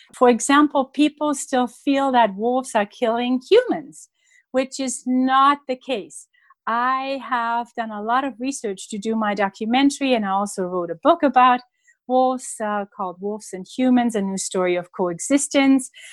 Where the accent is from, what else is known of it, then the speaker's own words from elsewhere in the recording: Germany; moved away; when I was a child growing up in Germany